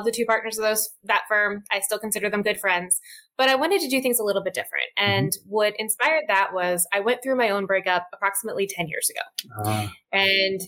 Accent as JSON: {"language": "English", "area": "outside of Philadelphia", "region": "Pennsylvania", "country": "United States", "tie": "born or raised there", "moved": "yes", "lives_now": "Washington, D.C. area, United States", "said": "I grew up outside of Philadelphia and I moved to the DC area"}